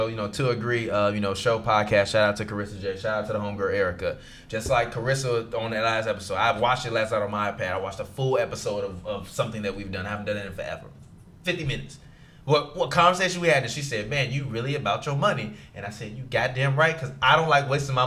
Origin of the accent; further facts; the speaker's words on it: Chicago, Illinois, United States; now in Los Angeles, United States; I live in LA, but I'm from Chicago.